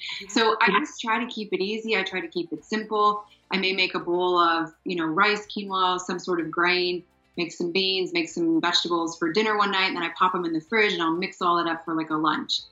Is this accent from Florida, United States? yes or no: no; Ohio, United States; moved away as an adult; So I grew up in Ohio, went to college in Ohio, married my track cross country college sweetheart